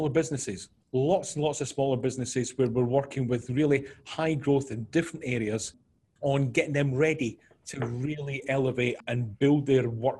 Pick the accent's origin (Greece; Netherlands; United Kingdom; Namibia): United Kingdom; Scotland; moved away as an adult; now in New York, United States; originally from Scotland, we moved to New York 2.5 years ago.